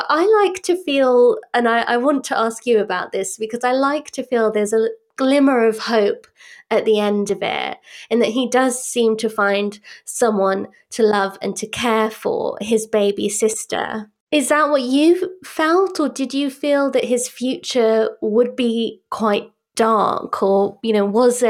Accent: France; also born or lived in United Kingdom; I grew up partly in France

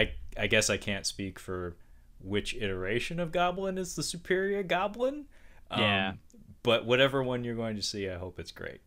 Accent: West Coast, United States; I'm from the West Coast, Brad. We don't encounter that as often as some of the folks on the other coast.

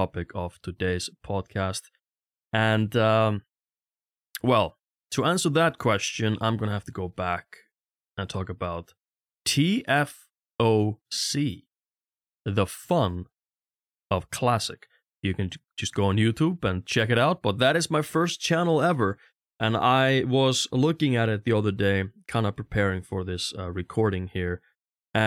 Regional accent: Stöðvarfjörður, Eastern Region, Iceland; moved away; also born or lived in Vogar, Iceland; I'm from a really tiny village on the east side of Iceland called Stöðvarfjörður. When I lived there, it was like 100, 120, maybe 150 people there.

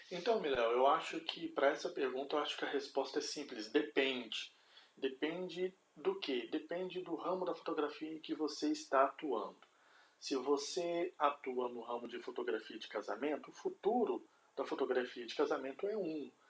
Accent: Belo Horizonte, Minas Gerais, Brazil; now in Curitiba, Brazil; Sou mineiro, nascido em Belo Horizonte, mas moro aqui em Curitiba há 13 anos, então me considero aí um curitibano de carteirinha

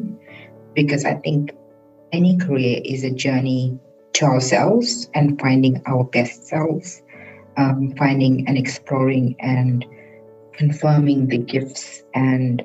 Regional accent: South Africa; also born or lived in India (descent); now in Australia; I'm South African by birth, Indian by descent, and I'm Australian by leap of faith

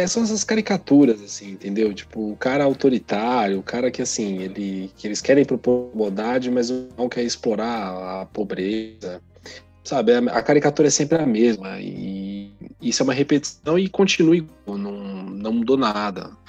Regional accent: Brazil; Nosso contexto aqui é outro, o país é outro, nós somos latino-americano

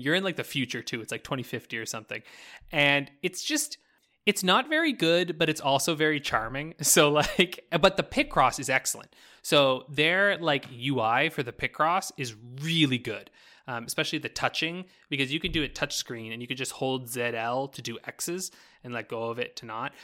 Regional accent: New Brunswick, Canada; now in Alberta, Canada; when I grew up in New Brunswick

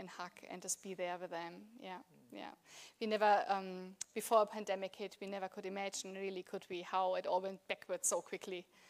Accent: Germany; English is a second language; moved away as an adult; now in Australia; I grew up, was born and grew up in Germany

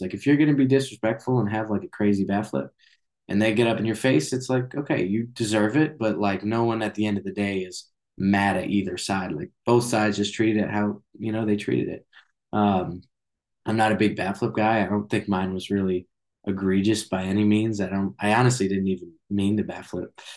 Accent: Boston area, Massachusetts, United States; born or raised there

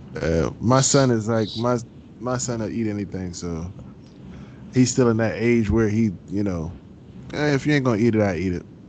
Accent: Philadelphia, Pennsylvania, United States; accent: country; I am from South Philly, so I'm on, on the cleaner part, somewhat

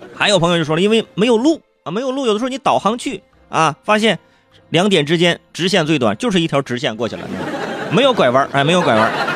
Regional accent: northern China, China; 你比如说我是北方人， 我第一次去凤凰古城

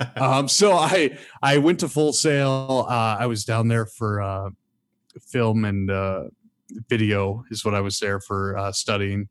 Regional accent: Michigan, United States; moved away; I'm, I'm from Michigan originally

